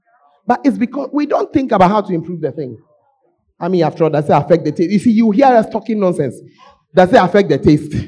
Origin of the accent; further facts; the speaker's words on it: Ghana; moved away; as a Ghanaian, that I've eaten cat cake since I was a child.